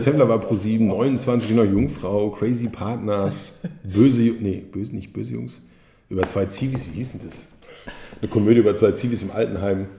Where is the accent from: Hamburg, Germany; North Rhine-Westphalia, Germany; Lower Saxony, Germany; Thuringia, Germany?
North Rhine-Westphalia, Germany; Hagen; ich komme aus Hagen.